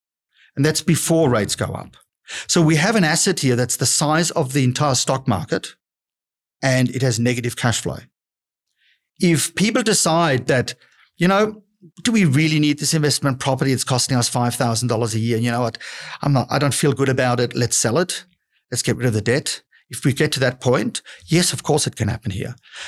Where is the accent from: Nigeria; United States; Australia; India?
Australia; we're Australian investors, but we obviously do look at the US